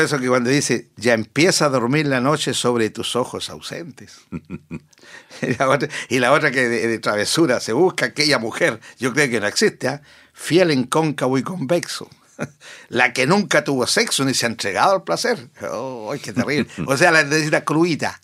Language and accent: Spanish; Sauzal, Maule, Chile; En Sausal, mi pueblo natal